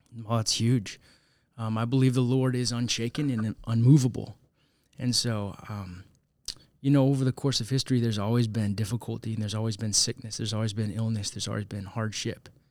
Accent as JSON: {"language": "English", "town": "St. Louis", "region": "Missouri", "country": "United States", "tie": "born or raised there", "also_born_or_lived": "Zambia", "said": "Even though I'm an American citizen, I've grown up in Saint Louis"}